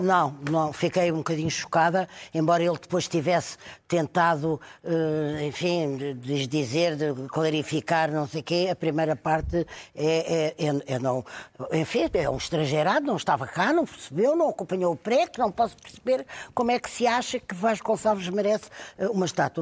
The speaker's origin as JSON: {"language": "Portuguese", "country": "Portugal", "said": "como portuguesa"}